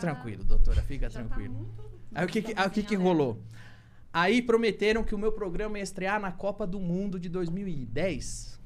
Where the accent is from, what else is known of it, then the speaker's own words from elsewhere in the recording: Santo André, São Paulo, Brazil; moved away; Eu sou só um cara que saiu de Santo André